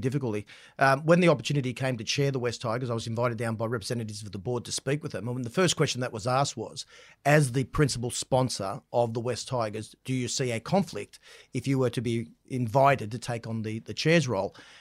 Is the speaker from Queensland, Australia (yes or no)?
no; Central Coast, New South Wales, Australia; I grew up on the Central Coast.